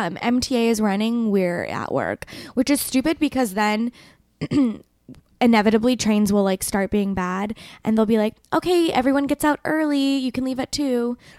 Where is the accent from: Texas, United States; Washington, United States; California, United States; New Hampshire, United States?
California, United States; Santa Rosa; Northern. Okay. Santa Rosa, the one that's always on fire.